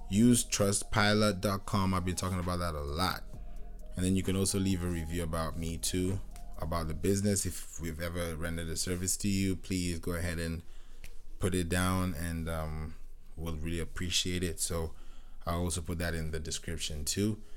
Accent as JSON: {"language": "English", "country": "Kenya", "tie": "born or raised there", "also_born_or_lived": "Nigeria", "said": "I grew up in Kenya, but I'm Nigerian"}